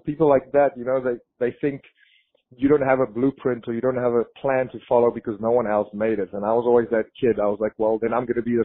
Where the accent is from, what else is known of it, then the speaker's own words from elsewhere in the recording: South Africa; moved away as an adult; also born or lived in Florida; I grew up in South Africa